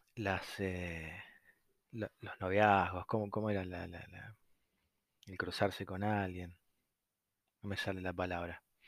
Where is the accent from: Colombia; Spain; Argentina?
Argentina; como cualquier argentino